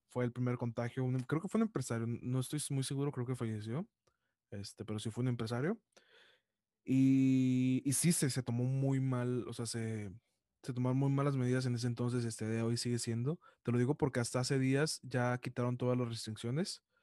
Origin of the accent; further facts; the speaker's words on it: Monterrey, Nuevo León, Mexico; Yo soy de Monterrey